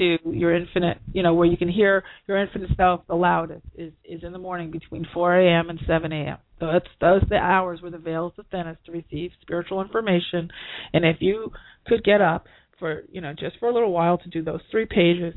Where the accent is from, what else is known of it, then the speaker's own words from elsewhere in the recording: New York, United States; I'm a New Yorker